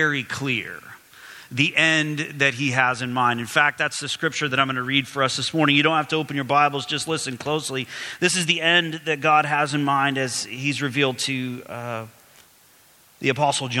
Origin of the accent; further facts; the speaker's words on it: Odessa, Texas, United States; moved away as an adult; also born or lived in Phoenix, Arizona; now in Toronto, Canada; I grew up in West Texas area of the United States in oil field country. One of the towns I lived in growing up, a town called Odessa